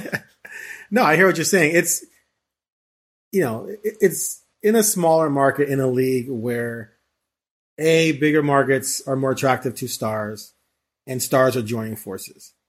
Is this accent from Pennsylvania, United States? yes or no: no; Bay Area, California, United States; also born or lived in Chicago; originally from Chicago, but I, I, I discovered, well, my parents moved when I was five to the Bay Area